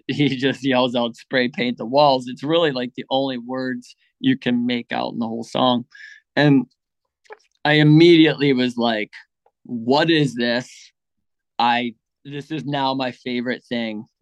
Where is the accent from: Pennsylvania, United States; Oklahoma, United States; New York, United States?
Pennsylvania, United States; Pittsburgh; I grew up in Pittsburgh, Pennsylvania